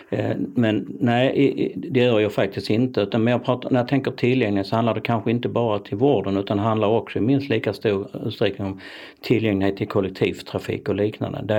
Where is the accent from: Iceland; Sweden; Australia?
Sweden; Malmö, Skåne; jag tror att jag som, som skåning då, Malmöbo, i sig i förskingringen, för jag bor inte i Malmö längre, så är jag rätt så stabil och ganska trygg.